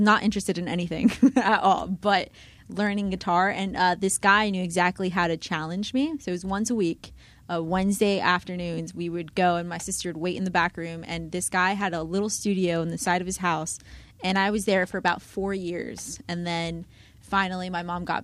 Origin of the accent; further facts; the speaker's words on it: Miami, Florida, United States; I grew up in Miami, was born and raised in Miami